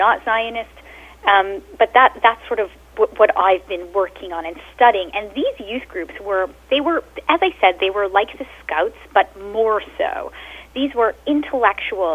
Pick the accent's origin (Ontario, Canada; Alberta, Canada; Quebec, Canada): Quebec, Canada; Montreal; first language Yiddish; English is a second language; I actually studied at a Jewish school in Montreal